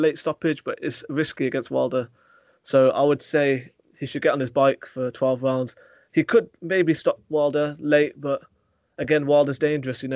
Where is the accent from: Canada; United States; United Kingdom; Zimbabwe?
United Kingdom; As a British fight fan